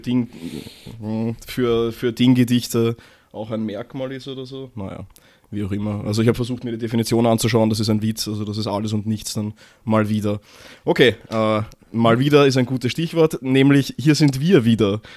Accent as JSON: {"language": "German", "region": "Vienna", "country": "Austria", "said": "als Wiener"}